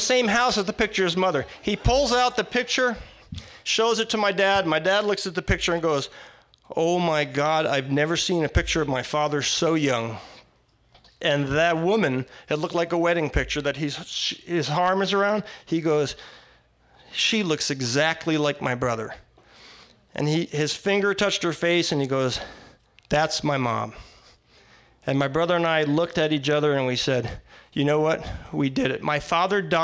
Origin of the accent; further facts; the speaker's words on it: Connecticut, United States; all the time I was growing up in Connecticut